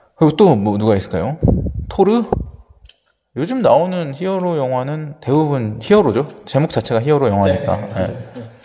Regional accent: South Korea

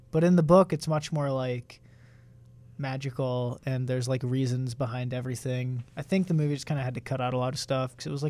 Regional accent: United States

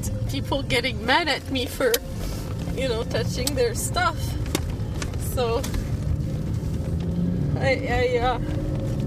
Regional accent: Canada; I'm French Canadian

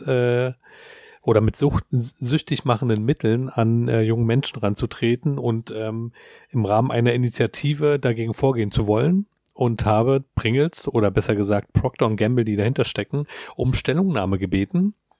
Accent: Berlin, Germany; wir als Berliner

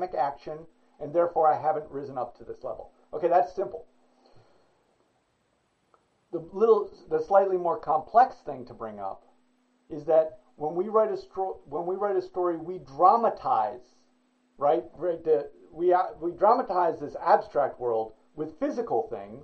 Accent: United States; I'm an American, US, whatever

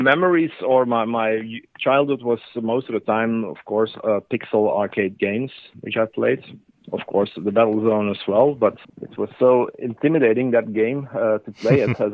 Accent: Belgium; here in Belgium

